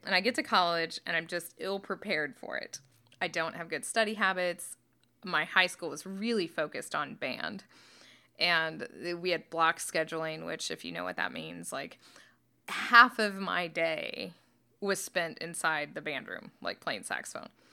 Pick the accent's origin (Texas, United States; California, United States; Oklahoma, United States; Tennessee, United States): Oklahoma, United States; northeast; moved away; I grew up in Oklahoma. and in northeast Oklahoma